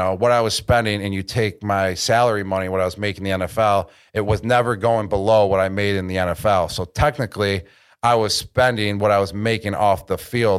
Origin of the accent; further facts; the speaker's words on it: Buffalo, New York, United States; We're from Buffalo.